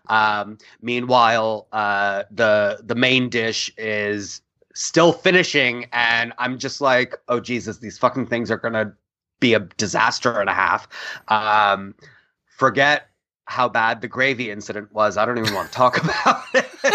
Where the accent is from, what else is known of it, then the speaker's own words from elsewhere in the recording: India; moved away; also born or lived in New York; we come from India. We all use pressure cookers.